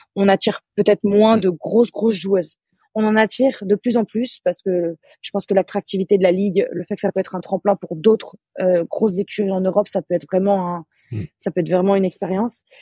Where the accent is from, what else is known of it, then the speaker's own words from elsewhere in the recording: Annecy, Auvergne-Rhône-Alpes, France; moved away; je suis originaire d'Annecy, en Haute-Savoie. Euh, j'ai commencé le basket là-bas, donc j'ai commencé je, en baby basket, j'avais 5 ans.